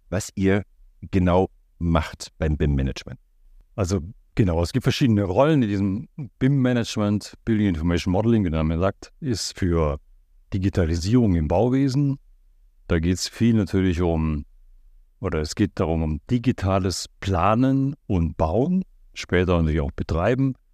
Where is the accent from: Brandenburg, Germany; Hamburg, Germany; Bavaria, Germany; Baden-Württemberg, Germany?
Baden-Württemberg, Germany; Black Forest; moved away; da unten, wo ich herkomme, also ich komme aus dieser Ecke